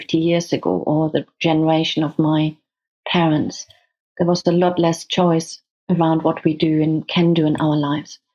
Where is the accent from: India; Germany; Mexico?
Germany; Hamburg; now in United Kingdom; I grew up in Germany. I'm German.